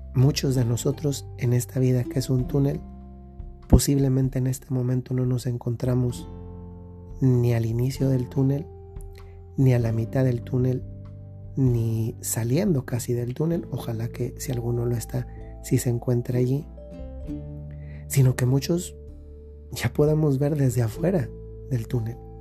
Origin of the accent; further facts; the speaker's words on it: Dolores Hidalgo, Guanajuato, Mexico; Yo cuando era pequeño íbamos a una fiesta eh, de una ranchería allá en el lugar de donde yo soy, que es Dolores Hidalgo, Guanajuato